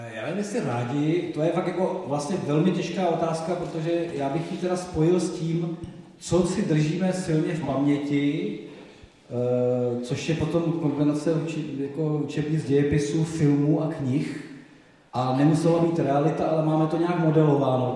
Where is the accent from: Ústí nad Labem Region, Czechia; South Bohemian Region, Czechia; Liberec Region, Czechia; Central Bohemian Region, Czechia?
South Bohemian Region, Czechia; Dačice / Slavonice area; Já jsem z Dašicka, z Slavonicka, to jsou ty hranice, kde- kde byly ty přepady v rámci jako s- s Slavonice, Dašice, Česko-německý prostředí.